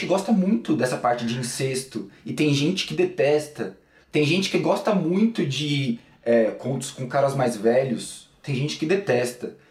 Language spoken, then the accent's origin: Portuguese; São Paulo, Brazil; eu nasci em São Paulo, sempre morei aqui em São Paulo e atualmente continuo morando em São Paulo